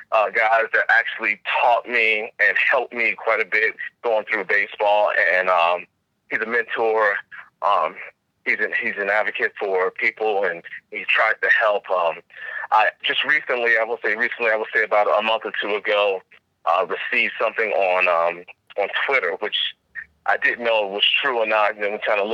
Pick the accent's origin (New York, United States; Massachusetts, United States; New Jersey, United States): New York, United States; Mount Vernon; Well, I'm originally from Mount Vernon, New York.